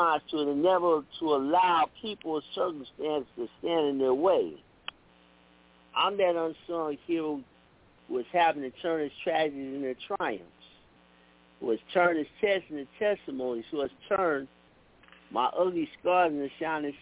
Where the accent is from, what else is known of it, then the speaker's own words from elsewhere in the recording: East Chicago, Indiana, United States; my hometown, East Chicago